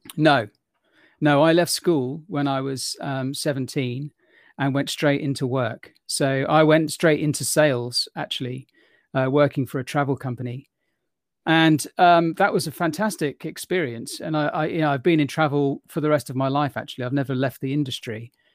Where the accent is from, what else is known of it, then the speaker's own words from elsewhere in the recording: London, United Kingdom; I was born in London, in England